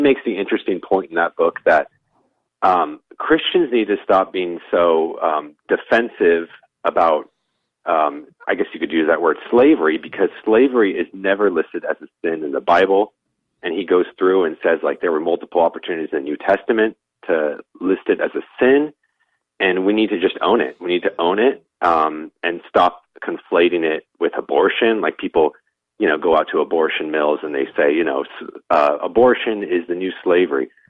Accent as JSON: {"language": "English", "region": "Southern California", "country": "United States", "said": "We're both from SoCal"}